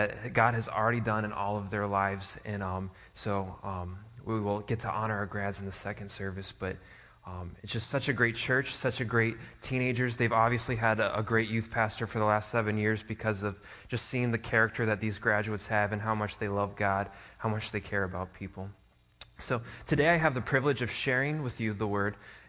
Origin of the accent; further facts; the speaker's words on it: Niagara Falls, New York, United States; moved away; my hometown in Niagara Falls